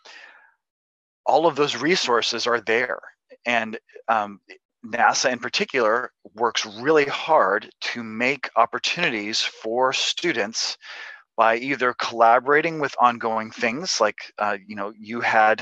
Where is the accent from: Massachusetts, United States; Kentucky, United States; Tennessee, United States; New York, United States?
Kentucky, United States; I'm from Kentucky. I grew up in a family of tobacco farmers.